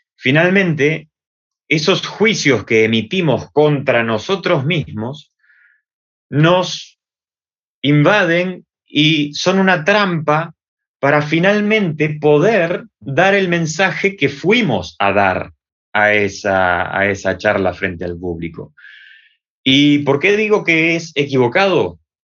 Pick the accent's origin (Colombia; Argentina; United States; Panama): Argentina; Buenos Aires; accent: Argentine; moved away as an adult; now in Valencia, Spain; mi acento es argentino, así que para las personas que estén escuchando van a notar una diferencia entre el acento español de aquí de España y el acento argentino eh, de Buenos Aires, de donde he nacido yo